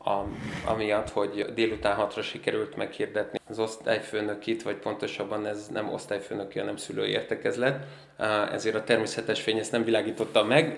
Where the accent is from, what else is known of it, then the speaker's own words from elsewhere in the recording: Budapest, Hungary; ahol én felnőttem a Drégei utca